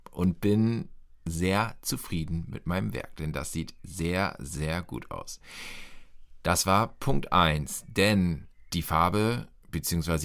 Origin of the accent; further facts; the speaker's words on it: Lower Saxony, Germany; Ich bin in Niedersachsen aufgewachsen